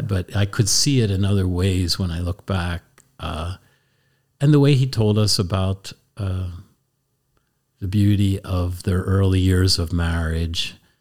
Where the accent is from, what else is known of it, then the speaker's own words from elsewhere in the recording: Columbia, Pennsylvania, United States; I grew up in Columbia, Pennsylvania, Lancaster County